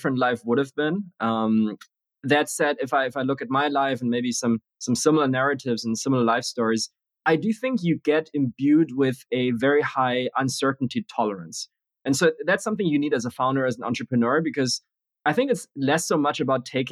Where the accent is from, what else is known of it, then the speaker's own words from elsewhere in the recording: Germany; also born or lived in Beijing, China / Berlin / Munich / United States; moved to Germany when I was six, spent most of my time in a mix of Berlin and Munich